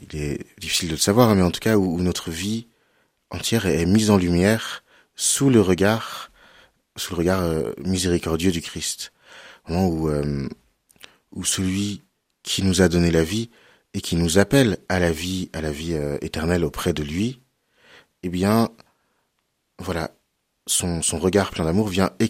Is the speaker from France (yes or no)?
yes; Cholet, Pays de la Loire, France; Euh, voilà, exactement. J'ai grandi à Cholet.